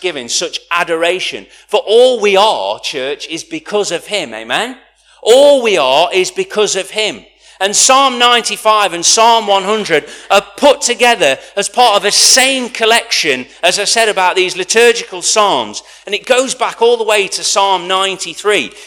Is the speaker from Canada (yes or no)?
no; United Kingdom; as a British culture, we hold back